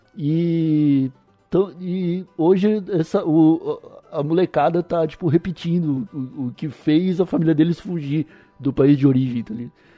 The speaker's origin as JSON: {"language": "Portuguese", "town": "Palhoça", "region": "Santa Catarina", "country": "Brazil", "tie": "born or raised there", "also_born_or_lived": "Santo Amaro da Imperatriz / São Paulo", "said": "nasci em Santo Amaro, mas sou palhocense desde o primeiro ano de vida. Morei no, cresci no Alto Aririú"}